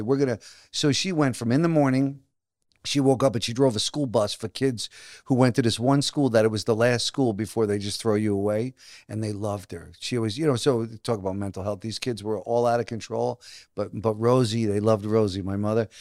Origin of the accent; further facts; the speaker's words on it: New Jersey, United States; also born or lived in Brooklyn, New York; I grew up, I was born in Brooklyn, then moved to Jersey when I was six